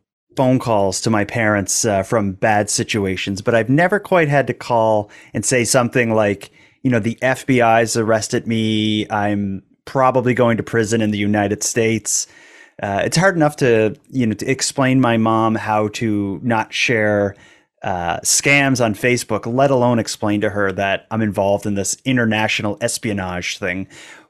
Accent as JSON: {"language": "English", "country": "Canada", "said": "which, as a Canadian, that seems like characters from a Bond film are these people you're involved in."}